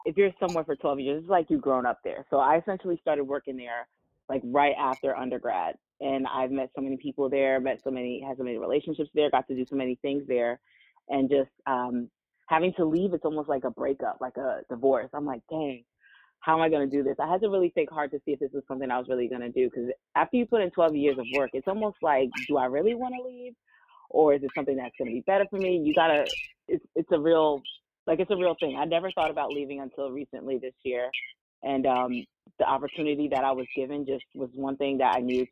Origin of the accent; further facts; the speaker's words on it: New Jersey, United States; also born or lived in Washington, D.C.; I am from New Jersey, born and raised